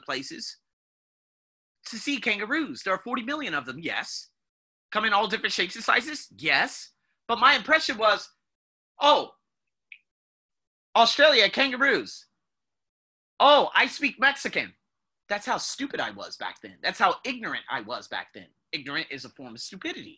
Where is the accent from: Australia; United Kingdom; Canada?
United Kingdom; moved away; also born or lived in United States; I'm British